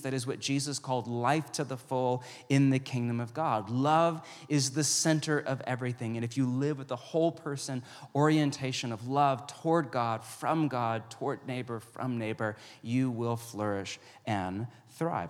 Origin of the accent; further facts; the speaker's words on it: West Coast, United States; also born or lived in Pacific Northwest; I grew up on the West Coast